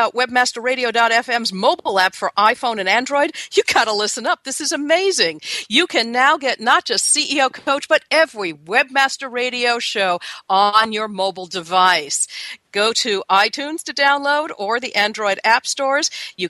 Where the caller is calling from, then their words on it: Seattle, Washington, United States; I'm calling you from Seattle, Washington, where it's cool and cloudy